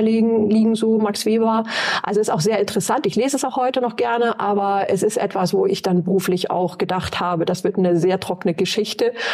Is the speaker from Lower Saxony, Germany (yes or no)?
yes; East Frisia, Lower Saxony, Germany; moved away as an adult; now in Bremen, Germany; Ich komme aus Ostfriesland